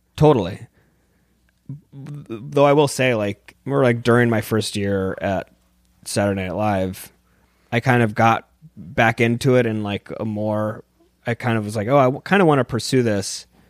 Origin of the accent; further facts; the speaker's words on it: San Diego, California, United States; moved away; I'm from San Diego, and it's kind of a skate and surf culture